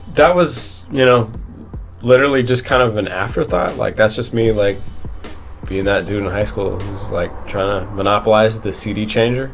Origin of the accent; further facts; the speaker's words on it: Bellevue, Washington, United States; also born or lived in Seattle; I, I grew up in Bellevue